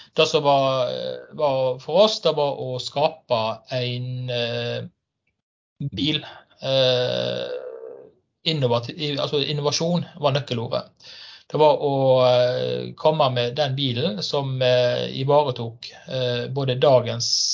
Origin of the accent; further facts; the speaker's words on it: Stord, Vestland, Norway; now in Fusa, Norway; vestlending. Kommer fra Stord, bor i Fusa og jobber på Haugalandet